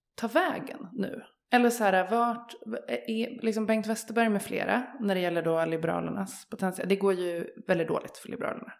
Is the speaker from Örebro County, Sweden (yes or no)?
yes; Örebro, Örebro County, Sweden; jag är ju uppvuxen i Örebro